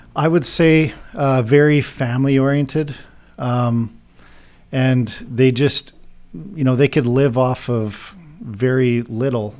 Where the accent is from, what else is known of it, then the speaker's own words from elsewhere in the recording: Saskatchewan, Canada; moved away as an adult; also born or lived in Drayton Valley, Alberta; now in Texas, United States; I'm actually originally from Bean Fate, Saskatchewan, uh, fifth generation farmer out there.